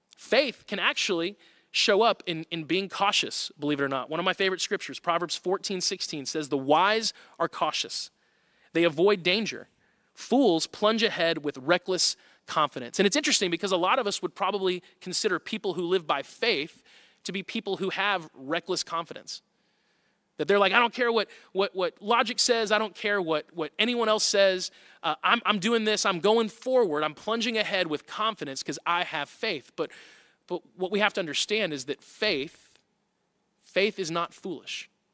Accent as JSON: {"language": "English", "region": "Tornado Alley", "country": "United States", "tie": "born or raised there", "said": "I grew up in Tornado Alley"}